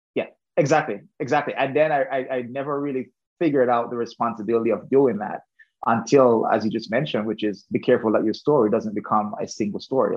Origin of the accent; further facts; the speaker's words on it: Saint James, Jamaica; now in United States; I originally grew up in Jamaica. So I am from the western end of Jamaica, um, close to the Montego Bay, just outside Montego Bay